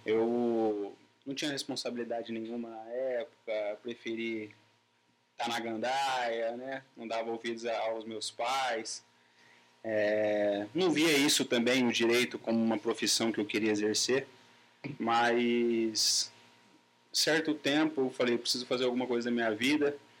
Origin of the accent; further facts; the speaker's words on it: Pirangi, São Paulo, Brazil; moved away; vim da cidade de Pirangi, que lá eu vivia o dia inteiro para sítio